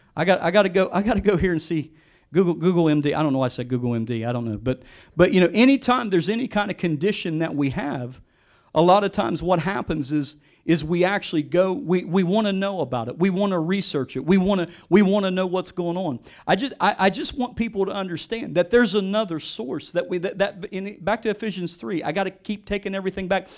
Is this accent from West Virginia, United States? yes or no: yes; West Virginia, United States; I'm from West Virginia. I grew up born and raised West Virginia. I grew up in the country.